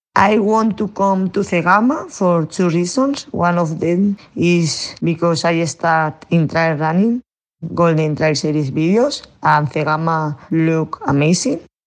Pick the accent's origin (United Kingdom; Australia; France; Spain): Spain; Basque Country; I am from Basque Country